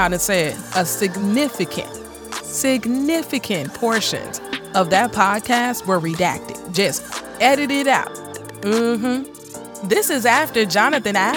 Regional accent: Illinois, United States; This one's coming out of Illinois, my home state

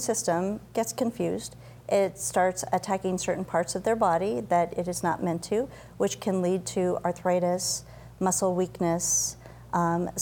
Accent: Colorado, United States; moved away as an adult; also born or lived in Grand Forks, North Dakota; now in Rapid City, United States; I grew up in a small town in Colorado

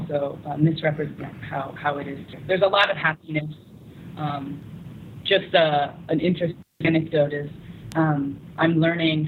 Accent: United States; now in South Sudan; you introduce yourself as an American

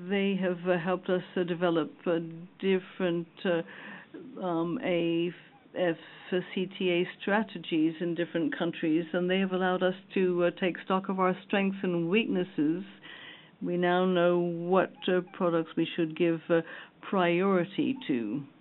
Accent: Chad; I'm from Chad, by the way. Sorry I didn't introduce myself.

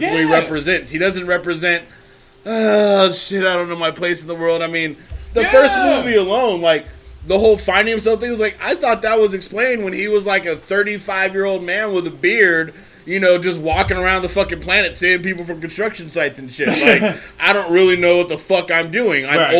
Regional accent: California, United States; this is probably mostly because I come from the Bay

